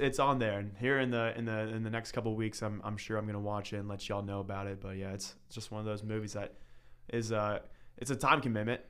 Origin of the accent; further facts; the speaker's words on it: Northern Kentucky, United States; moved away as an adult; now in Southern Kentucky, United States; I'm from Northern Kentucky. I was, uh, raised there for seventeen years of my life.